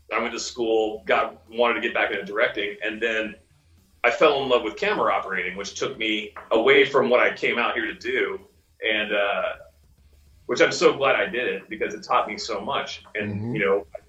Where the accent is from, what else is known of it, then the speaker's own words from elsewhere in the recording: Florida, United States; moved away as an adult; also born or lived in Los Angeles; I grew up in Florida.